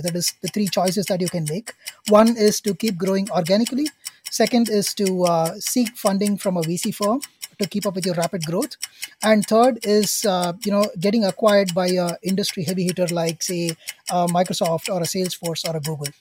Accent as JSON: {"language": "English", "country": "India", "said": "as an Indian myself"}